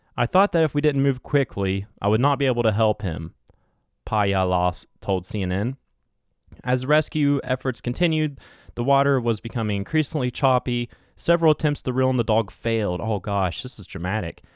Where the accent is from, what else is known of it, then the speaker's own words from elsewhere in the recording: West Virginia, United States; accent: West Virginia twang; this West Virginia little, uh, what's it called? Twang